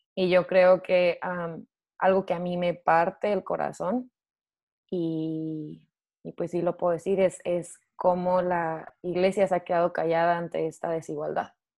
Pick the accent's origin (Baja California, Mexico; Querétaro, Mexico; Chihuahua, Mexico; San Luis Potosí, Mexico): Chihuahua, Mexico; Chihuahua / Juárez, Mexico; moved away as an adult; also born or lived in United States; now in Sydney, Australia; soy mexicana, obviamente, eh, originalmente soy de Chihuahua o de Juárez